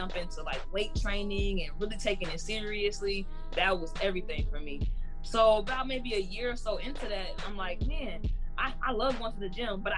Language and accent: English; Chicago, Illinois, United States; I'm from Chicago, like she said. Born and raised my entire life.